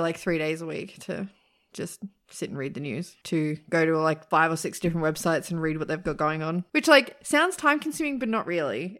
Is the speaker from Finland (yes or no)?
no; Australia; I'm Australian